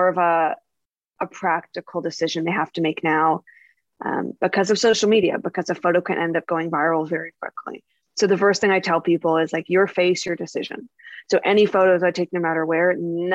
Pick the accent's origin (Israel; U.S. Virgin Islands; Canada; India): Canada; Nova Scotia; now in Toronto, Canada; I'm originally from Nova Scotia, a pretty rural area